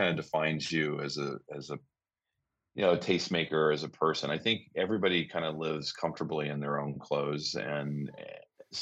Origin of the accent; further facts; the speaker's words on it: Iowa, United States; moved away as an adult; now in New York City, United States; I grew up in Iowa. I was born and raised there.